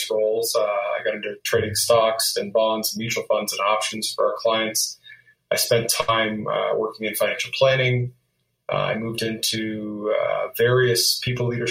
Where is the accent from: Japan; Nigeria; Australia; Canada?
Canada; moved away as an adult; now in United States; I grew up in Canada, and I immigrated to the United States in my early 20s